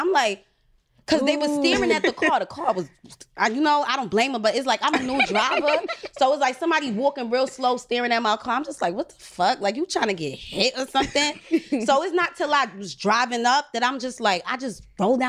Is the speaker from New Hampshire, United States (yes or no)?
no; New York City, New York, United States; I'm from Staten, Park Hill to be exact.